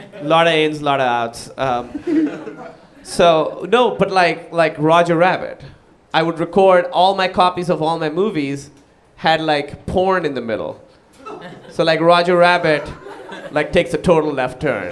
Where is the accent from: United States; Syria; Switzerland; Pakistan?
Pakistan; moved away; I moved away from Pakistan